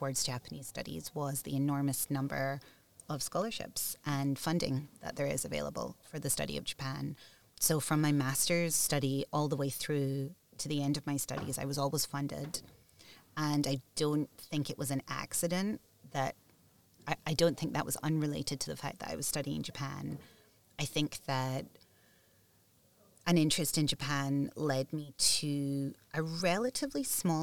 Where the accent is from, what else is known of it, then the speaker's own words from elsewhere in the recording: Scotland, United Kingdom; I grew up in Scotland